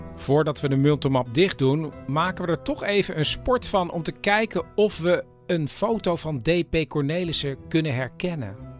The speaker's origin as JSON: {"language": "Dutch", "town": "Amsterdam", "region": "North Holland", "country": "Netherlands", "said": "ik kom uit Amsterdam"}